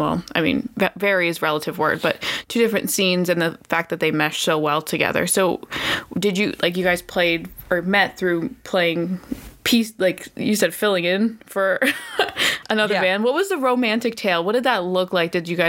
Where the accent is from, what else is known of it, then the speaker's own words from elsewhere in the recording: D.C., District of Columbia, United States; also born or lived in Florida; I grew up outside of Washington, D.C. I still live here. I went to school in Florida